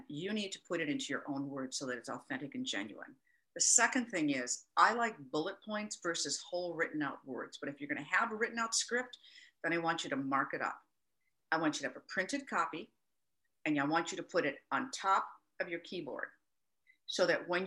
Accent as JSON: {"language": "English", "region": "Minnesota", "country": "United States", "tie": "born or raised there", "said": "my home state of Minnesota"}